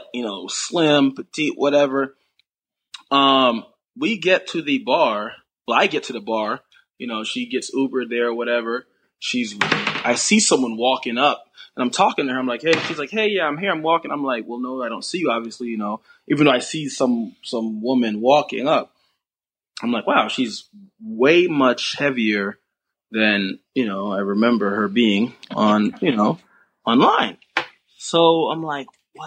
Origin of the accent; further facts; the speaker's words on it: South Florida, United States; I'm from South Florida